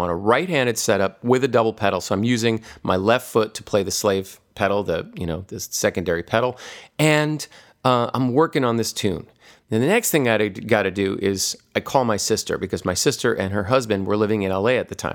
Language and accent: English; Hawaii, United States; when I was a kid growing up in Hawaii